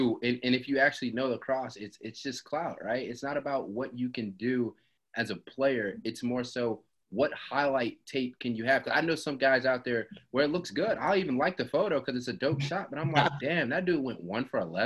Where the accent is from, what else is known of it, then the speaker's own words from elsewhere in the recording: Atlanta, Georgia, United States; I'm from Atlanta as well